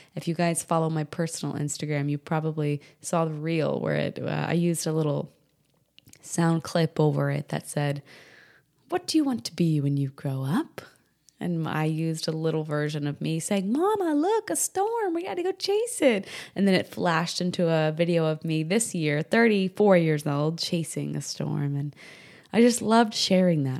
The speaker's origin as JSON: {"language": "English", "region": "New Hampshire", "country": "United States", "tie": "born or raised there", "also_born_or_lived": "Rockport, Texas", "moved": "yes", "said": "I grew up in New England, New Hampshire specifically"}